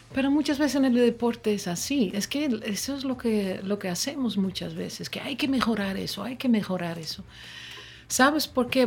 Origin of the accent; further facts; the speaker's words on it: Curaçao; Spanish is a second language; also born or lived in Netherlands / northern Netherlands; now in Dominican Republic; crecí muy cerca de aquí en, en Curazao. Mis primeras memorias son del Caribe.